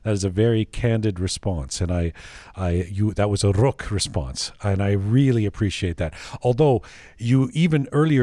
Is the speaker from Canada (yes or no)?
yes; Canada; accent: North American; also born or lived in London; I grew up in London and then in Canada